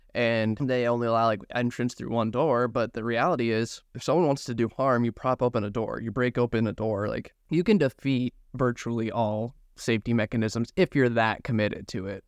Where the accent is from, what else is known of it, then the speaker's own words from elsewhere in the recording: Grand Junction, Colorado, United States; I'm from Grand Junction, Mesa County is where Bobert is.